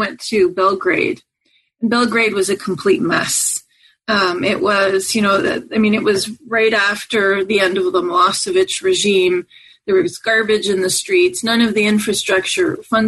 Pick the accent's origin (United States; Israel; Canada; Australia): Canada; Montreal, Quebec; I grew up in Montreal, Canada